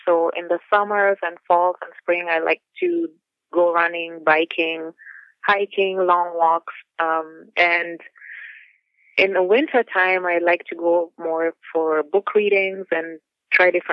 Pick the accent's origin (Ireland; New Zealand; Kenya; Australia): Kenya; Nairobi; moved away as an adult; now in Wisconsin, United States; I grew up in Nairobi and I came as a student